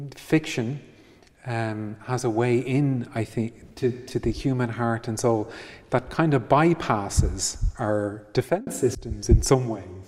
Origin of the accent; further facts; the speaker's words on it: Ireland; growing up in Ireland in, in, eh, as a teenager